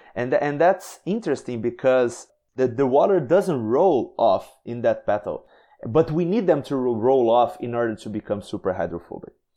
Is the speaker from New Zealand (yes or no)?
no; Brazil; I am from Brazil